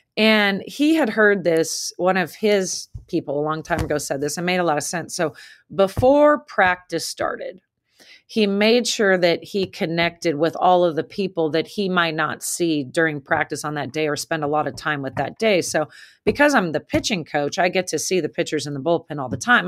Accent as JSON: {"language": "English", "region": "the West", "country": "United States", "also_born_or_lived": "Massachusetts", "moved": "as an adult", "lives_now": "Lexington, United States", "said": "I was coming from the West, real chill"}